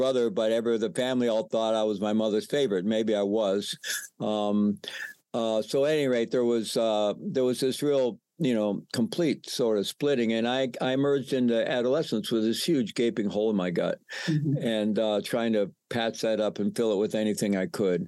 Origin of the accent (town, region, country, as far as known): United States; moved away as an adult; also born or lived in Peru